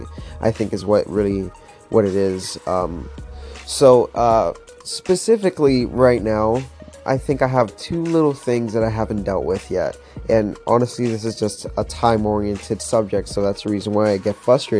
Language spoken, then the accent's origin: English; Florida, United States; now in Pittsburgh, United States; I'm from Florida and honestly never dealt with like the winter or anything like that.